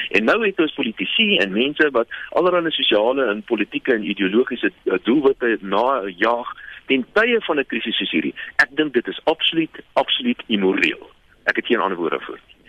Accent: South Africa; Ons as Suid-Afrikaners

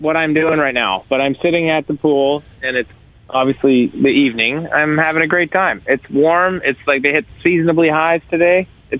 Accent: Canada; Like, as a Canadian and a drummer, it's inevitable.

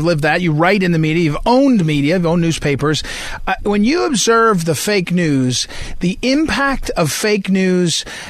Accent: United States; I'm American, of the American nation

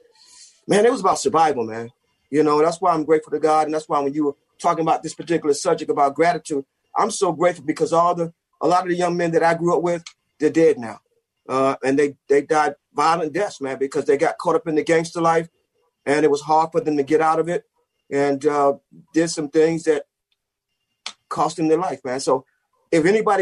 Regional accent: New York City, New York, United States; also born or lived in Wilmington, North Carolina; We lived in a section of Brooklyn called Bed-Stuy.

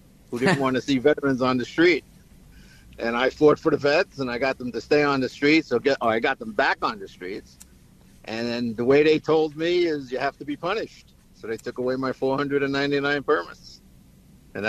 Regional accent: New York City, New York, United States; I grew up in the Bronx.

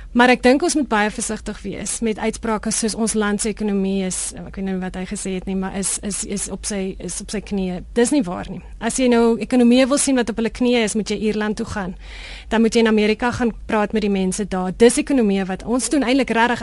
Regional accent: South Africa; moved away

